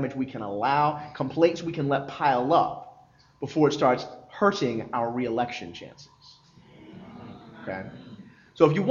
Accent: Philadelphia, Pennsylvania, United States; Philly. I'm from Philly

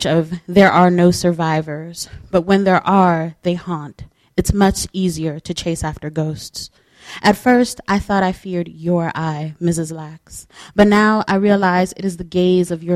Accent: Los Angeles, California, United States; moved away; also born or lived in East Coast (birthplace, 'here'); I was born here, but I was raised in the Los Angeles area.

